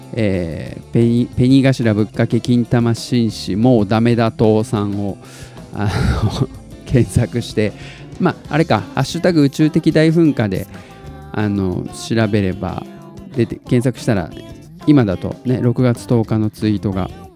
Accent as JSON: {"language": "Japanese", "region": "Tottori", "country": "Japan", "tie": "born or raised there", "said": "僕が鳥取生まれギターポップ育ち"}